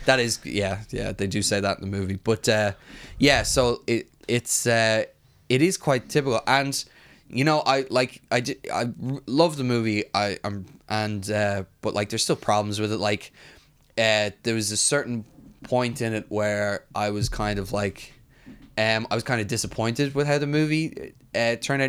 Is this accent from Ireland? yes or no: yes; Ireland; As an Irish person